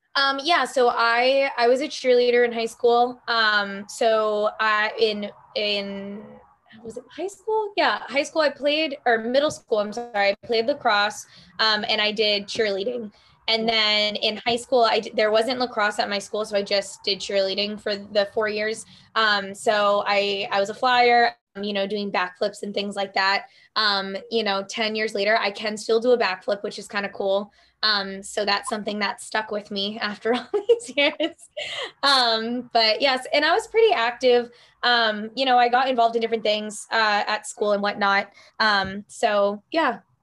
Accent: New Hampshire, United States; also born or lived in Fremont, New Hampshire; I'm from New Hampshire. Um, I grew up in New Hampshire.

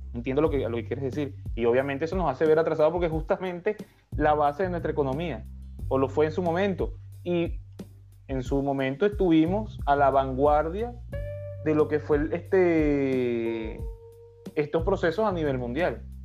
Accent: Venezuela; somos nosotros los venezolanos

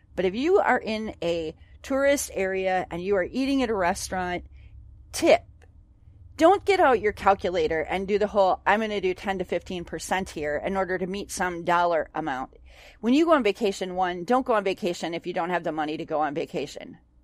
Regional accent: Onalaska, Wisconsin, United States; moved away; my hometown of Onalaska

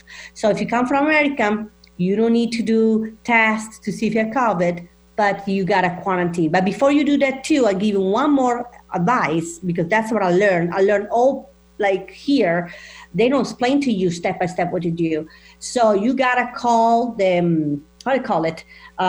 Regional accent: Italy; also born or lived in Seattle, United States; now in United States

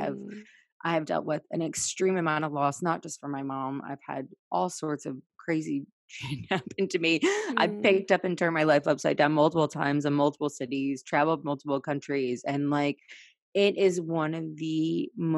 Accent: Virginia, United States; moved away as an adult; also born or lived in Washington, D.C. / San Diego; I grew up in Virginia

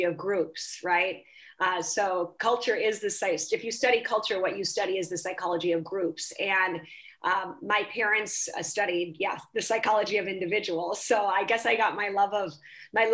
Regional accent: Minnesota, United States; moved away as an adult; also born or lived in Southern Africa / Southeast Asia; now in Paris, France; I'm actually from a very monocultural place. So I was raised in the Midwest of the US in a place called Minnesota. And it was then as an adult that I started moving to other countries.

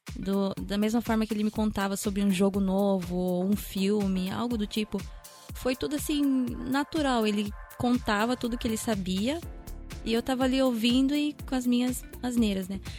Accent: Japan; eu ter sido criada aqui no Japão, né? Tenho pai japonês

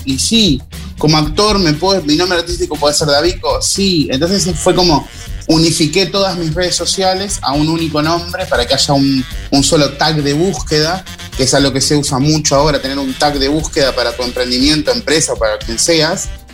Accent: Rosario, Santa Fe, Argentina; now in Montevideo, Uruguay; yo estoy en Montevideo y, y sigo siendo rosarino

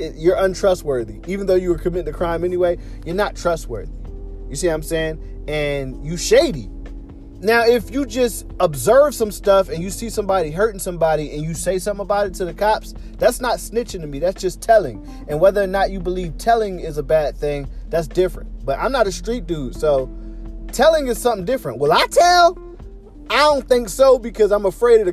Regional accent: Philadelphia, Pennsylvania, United States; I'm from Philly

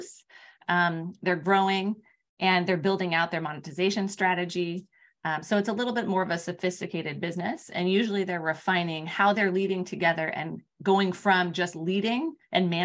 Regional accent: Palo Alto, California, United States; I grew up in Palo Alto. I was across the street from Stanford

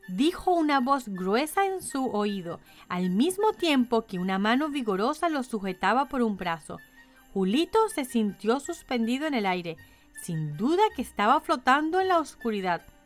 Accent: Caracas, Capital District, Venezuela; moved away; mi ciudad natal, Caracas

